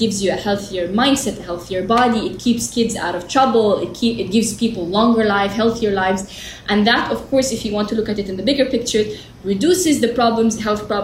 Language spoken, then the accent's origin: English; Jeddah, Makkah Province, Saudi Arabia; I was born in Jeddah, Hayya Rawda, in the desert